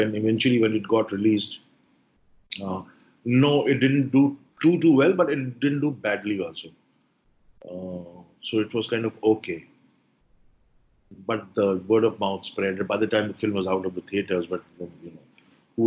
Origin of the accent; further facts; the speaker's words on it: Allahabad, Uttar Pradesh, India; I come from Allahabad